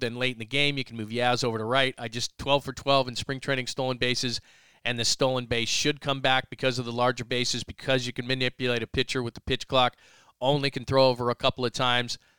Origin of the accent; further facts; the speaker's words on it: Southern California, United States; moved away as an adult; now in San Francisco Bay Area, United States; I'm from Southern California